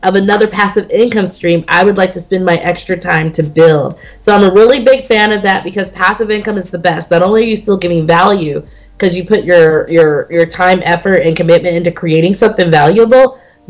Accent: Las Vegas, Nevada, United States; I didn't know these houses existed in this price range because I came from Las Vegas, the West Coast.

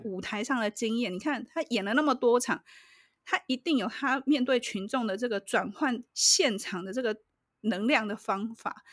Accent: Taiwan; 我们台湾

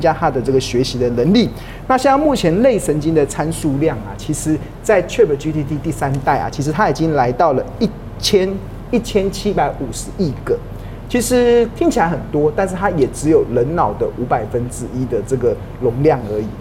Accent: Taiwan; 身为台湾人啊，其实我们哪里都跑不了

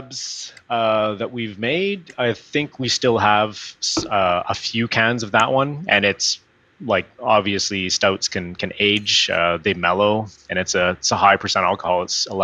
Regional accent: Northern Alberta, Canada; moved away; I'm from Northern Alberta

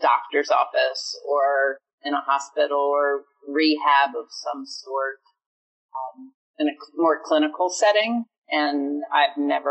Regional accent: Eastern Shore of Maryland, United States; I grew up on the Eastern Shore of Maryland, and it's a small town

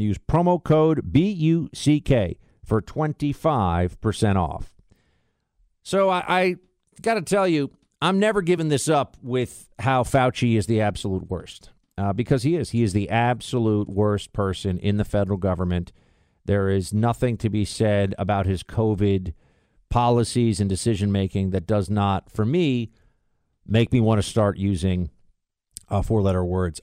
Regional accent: New York, United States; also born or lived in Florida; I'm gonna be up in New York, though, my hometown

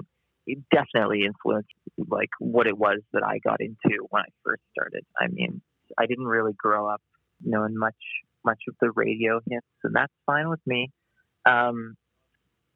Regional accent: Canada; now in Winnipeg, Canada; I'm from Canada

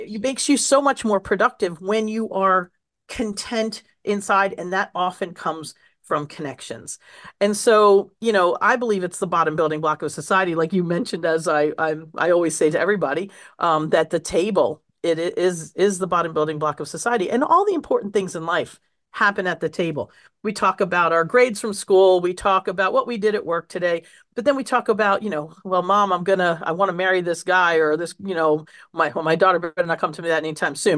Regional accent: suburbs of Washington, D.C., District of Columbia, United States; also born or lived in Roseto Valfortore, Italy; I was kind of the neighborhood Italian kid there in the suburbs of Washington, D C, growing up

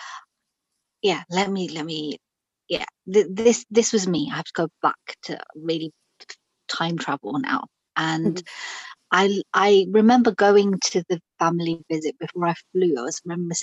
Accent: Pakistan; now in London, United Kingdom; I'm Pakistani. I was born in Pakistan

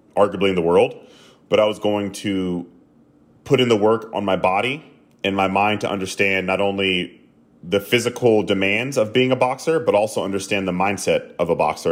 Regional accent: the South, United States; I grew up in the South

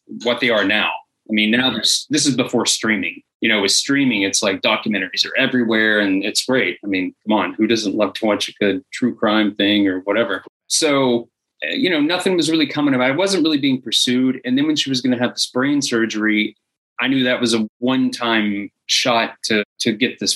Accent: Georgia, United States; moved away as an adult; now in Los Angeles, United States; I moved to Los Angeles from Georgia. That's where I was born

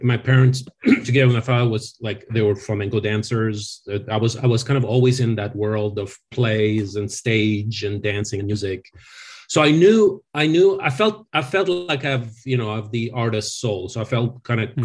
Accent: France; now in Los Angeles, United States; I, I grew up in France

